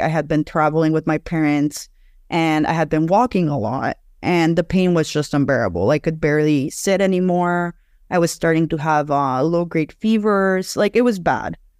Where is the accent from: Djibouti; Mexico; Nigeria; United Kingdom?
Mexico; Mexico City; I'm from Mexico City